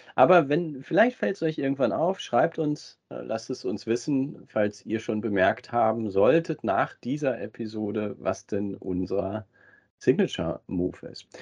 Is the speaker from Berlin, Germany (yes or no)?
no; Ruhr area, North Rhine-Westphalia, Germany; wir ja beide gebürtig aus dem Ruhrgebiet sind